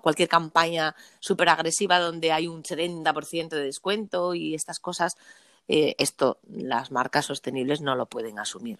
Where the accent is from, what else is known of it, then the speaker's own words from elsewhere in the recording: Asturias, Spain; estamos en Asturias, cualquier necesidad que tengas de mi tierra, de la tierra asturiana